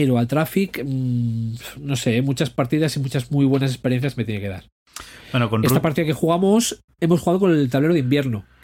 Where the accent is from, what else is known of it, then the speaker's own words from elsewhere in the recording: Asturias, Spain; soy español. ¿Qué quieres? y asturiano